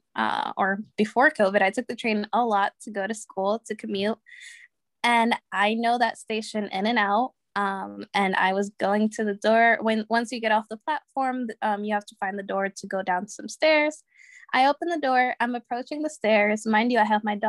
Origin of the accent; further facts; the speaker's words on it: Connecticut, United States; I'm from Connecticut